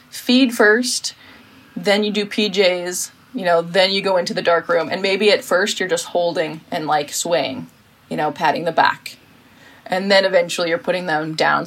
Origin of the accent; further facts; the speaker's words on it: United States; now in Sweden; I'm American